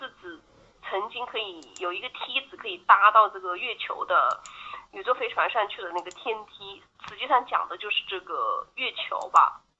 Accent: China; 我们中国人

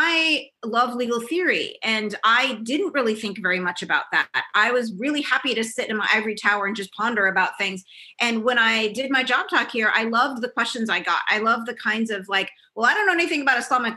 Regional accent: California, United States; moved away as an adult; also born or lived in New York / Boston; now in Wisconsin, United States; I'm from California

